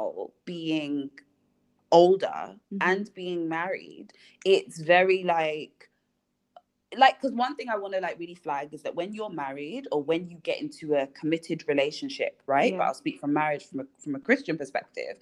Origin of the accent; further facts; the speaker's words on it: Nigeria; being Nigerian